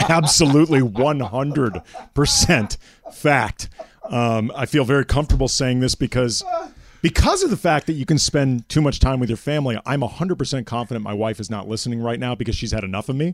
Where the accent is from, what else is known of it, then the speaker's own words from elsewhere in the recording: Phoenix, Arizona, United States; I was born in Arizona. I was born in Phoenix